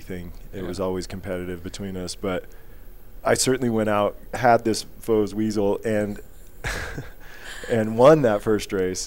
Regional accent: Northwest, United States; I came from the Northwest

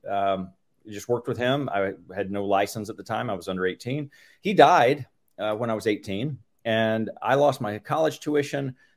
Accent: Tulsa, Oklahoma, United States; Tulsa, Oklahoma, that's my market. That's where I've been since junior high. So I consider myself a local by now.

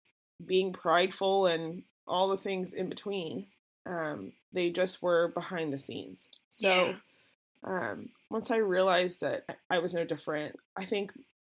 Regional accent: Tulsa, Oklahoma, United States; I was born and raised in Tulsa, Oklahoma.

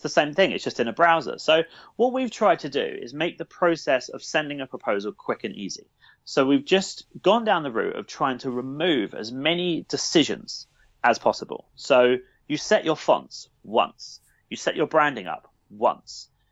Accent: Brighton, South East England, United Kingdom; from Brighton, born and, born and raised in Brighton

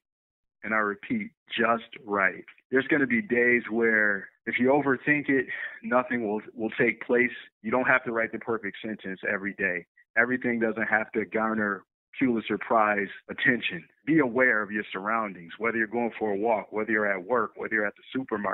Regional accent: Buffalo, New York, United States; a local diner here in my hometown in Buffalo, New York

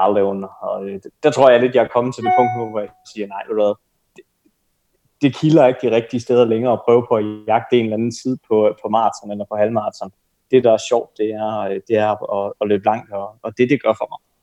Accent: Denmark

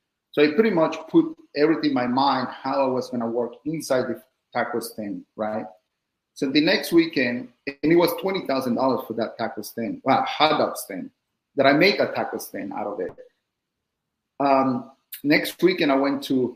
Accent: Mexico; now in United States; I'm from Mexico

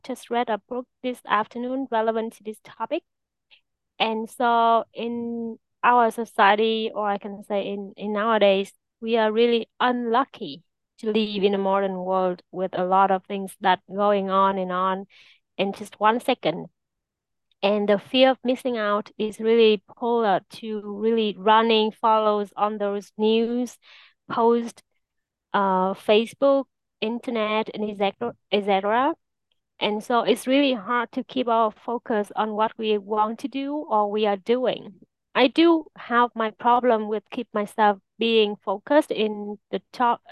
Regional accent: Vietnam; I am from Vietnam

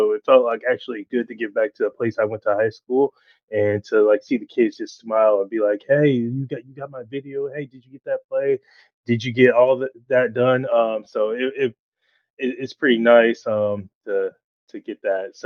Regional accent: Connecticut, United States; also born or lived in Rhode Island / Orlando, Florida; now in Brevard County, United States; I'm from Connecticut originally

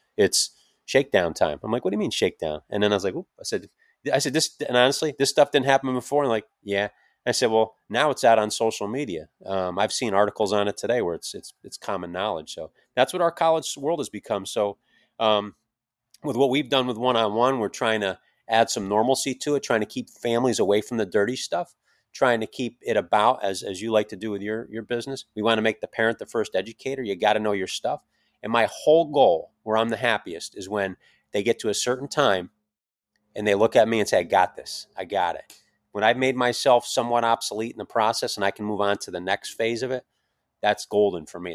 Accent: Schenectady, New York, United States; upstate New York, Schenectady, my hometown

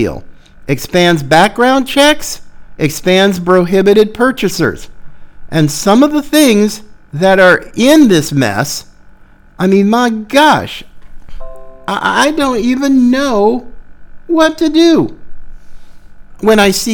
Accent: North Carolina, United States; moved away; my beloved home state of North Carolina

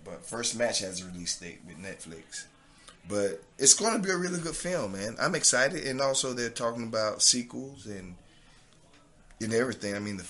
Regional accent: the South, United States; accent: southern; my southern accent sometimes kind of, you know, I got to spell it for people sometimes.

